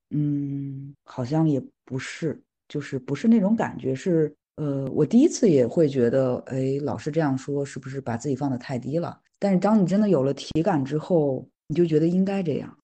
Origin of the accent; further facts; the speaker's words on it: Qinghai-Tibet Plateau, Northwest China, China; moved away as an adult; now in Beijing, China; 我是西北人，在青藏高原长大